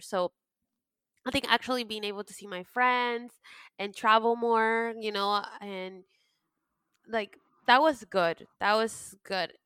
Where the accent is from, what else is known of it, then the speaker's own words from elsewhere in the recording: United States; also born or lived in Peru; I was raised in the United States and pretty much that made me.